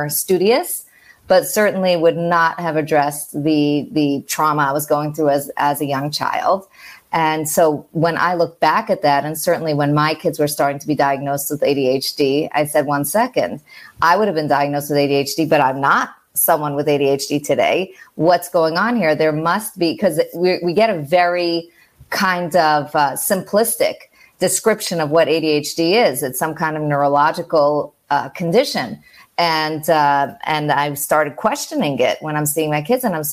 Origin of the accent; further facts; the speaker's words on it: New York, United States; moved away as an adult; I'm from New York and living abroad right now, expat